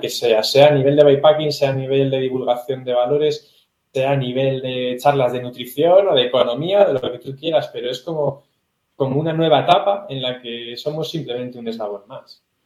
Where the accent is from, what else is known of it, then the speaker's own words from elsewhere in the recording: Teruel, Aragon, Spain; Yo soy español, ¿de qué ciudad? De Teruel